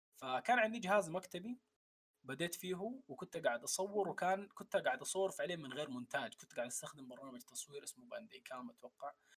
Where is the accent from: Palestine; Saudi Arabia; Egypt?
Saudi Arabia; also born or lived in Khartoum, Sudan / Omdurman, Sudan; من مواليد الخرطوم لكن عشت تقريبا عمري كله في السعوديه